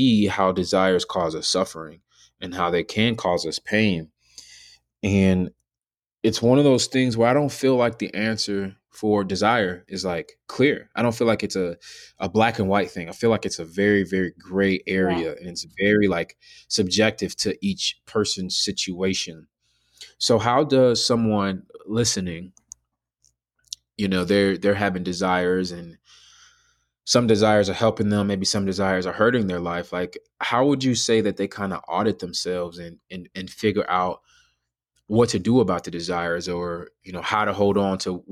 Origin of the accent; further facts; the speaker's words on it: United States; I'm born and raised in America